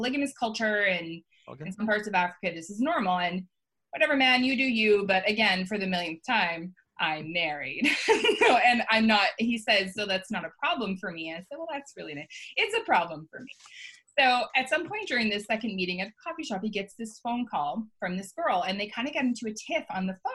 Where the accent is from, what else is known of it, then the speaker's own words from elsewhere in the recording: Canada; I'm Canadian